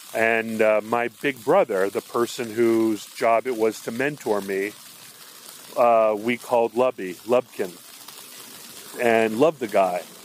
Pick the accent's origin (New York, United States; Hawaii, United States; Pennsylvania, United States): Hawaii, United States; moved away; growing up in Hawaii